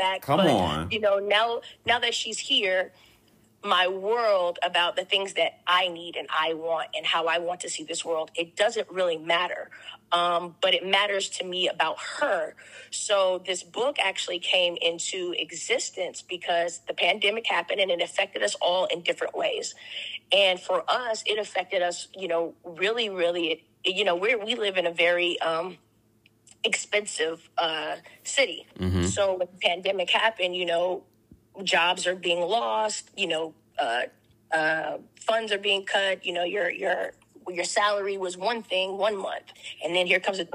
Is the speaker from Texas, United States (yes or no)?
yes; Corpus Christi, Texas, United States; I am a small town girl from Corpus Christi, Texas